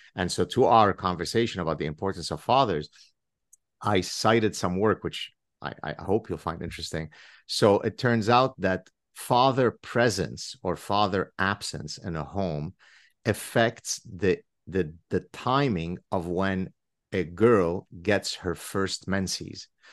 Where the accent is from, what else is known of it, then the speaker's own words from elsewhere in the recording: Lebanon; English is a second language; moved away; I grew up in Lebanon